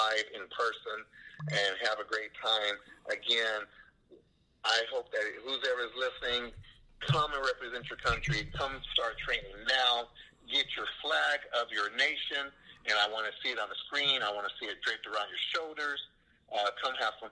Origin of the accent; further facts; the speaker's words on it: San Antonio, Texas, United States; also born or lived in Austin, Texas / England; I grew up here in Texas, in San Antonio, outside of 3 years in Austin, Texas, and then outside of 4 years in England